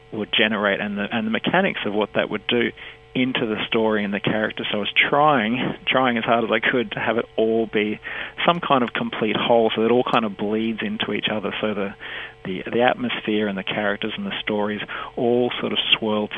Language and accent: English; Sunshine Coast, Queensland, Australia; also born or lived in Buderim; I grew up on the Sunshine Coast with resolutely British parents and British siblings